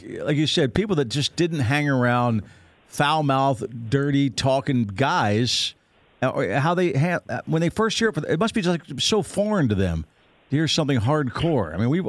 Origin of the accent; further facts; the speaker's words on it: Harrisburg, Pennsylvania, United States; moved away; I'm originally from the Harrisburg area, so I know a lot of Eagle fans. I grew up with Eagle fans.